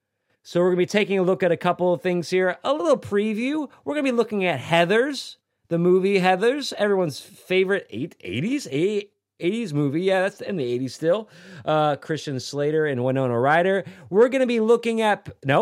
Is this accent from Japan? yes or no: yes; Japan; I grew up in Japan in the teenage years, and we go to karaoke.